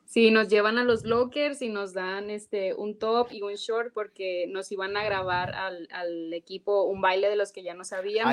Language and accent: Spanish; Mexico; moved away as an adult; now in United States; estoy muy orgullosa de, mi país, de mi, herencia, de dónde vengo, de quién soy, pues mujer mexicana